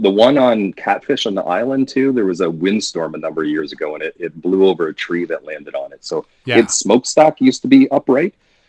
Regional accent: Simcoe, Ontario, Canada; I grew up in Simcoe, Ontario, and the factory that made the alligator tugs was, when it existed, would have literally been across the road from my house when I grew up.

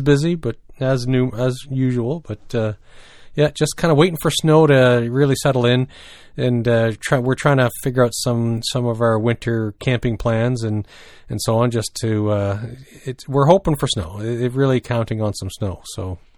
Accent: New Brunswick, Canada; growing up in New Brunswick

